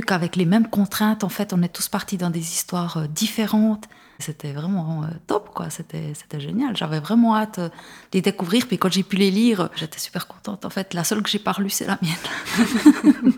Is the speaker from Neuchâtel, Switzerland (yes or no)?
yes; Neuchâtel, Switzerland; je viens de Neuchâtel